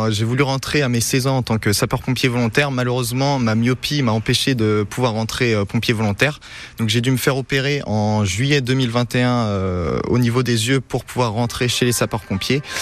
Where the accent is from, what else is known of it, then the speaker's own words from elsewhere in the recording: Pays de la Loire, France; moved away as an adult; now in Sarthe, France; D'où venez-vous euh, De la Loire-Atlantique